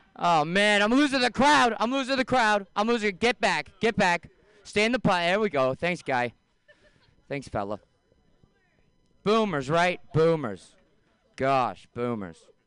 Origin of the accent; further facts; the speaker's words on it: San Francisco, California, United States; I'm from San Francisco.